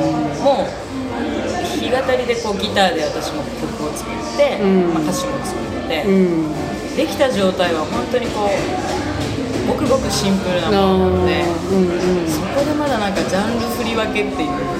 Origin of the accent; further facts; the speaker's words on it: Fukuoka, Japan; moved away; also born or lived in Tokyo; 地元に帰とりあえず拠点を移して